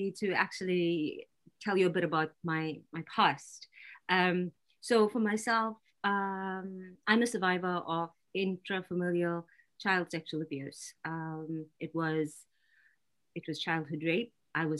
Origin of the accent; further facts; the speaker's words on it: South Africa; moved away; I grew up in South Africa in the middle of apartheid.